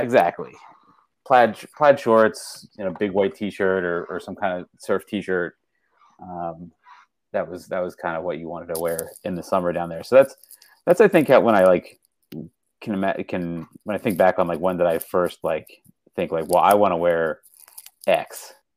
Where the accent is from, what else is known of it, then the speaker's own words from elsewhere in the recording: west of Philadelphia, Pennsylvania, United States; moved away as an adult; now in Silver Spring, Maryland, United States; I grew up um, west of Philadelphia